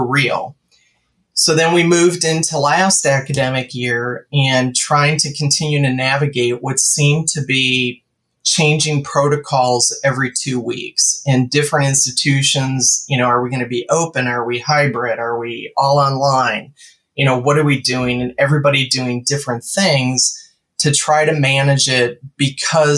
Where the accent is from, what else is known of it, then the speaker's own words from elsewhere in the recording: Wisconsin, United States; I grew up in Wisconsin